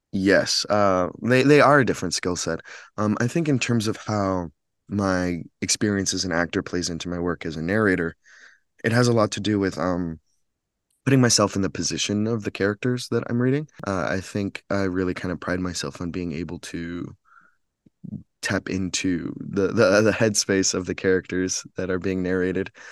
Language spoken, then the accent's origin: English; Chicago, Illinois, United States; moved away as an adult; now in Los Angeles, United States; I'm from Chicago, but I'm based in Los Angeles now